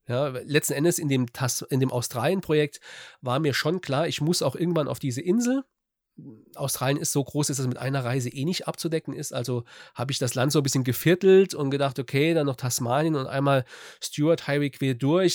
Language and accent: German; Saarland, Germany; ich komme aus dem Saarland, ähm, Südwesten von Deutschland